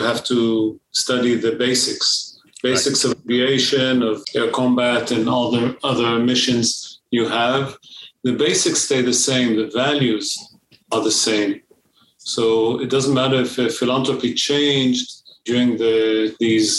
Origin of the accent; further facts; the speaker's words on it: Ramat Gan, Central District, Israel; also born or lived in Haifa, Israel / Ohio, United States; came back to the center, to Ramat Chen. My father worked in agriculture ministry research center. And my mother was, at the time, my mother was a psychological social worker in a mental hospital, and we grew up here